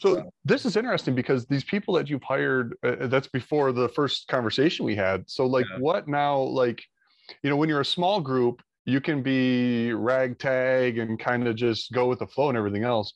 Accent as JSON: {"language": "English", "town": "Monroe", "region": "Michigan", "country": "United States", "tie": "born or raised there", "said": "I grew up in Monroe, Michigan"}